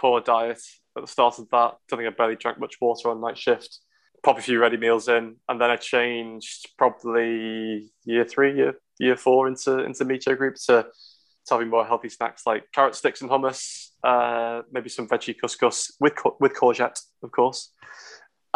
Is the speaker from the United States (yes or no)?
no; the Wirral, North West England, United Kingdom; now in Liverpool, United Kingdom; I didn't grow up in Liverpool. I grew up in the Wirral.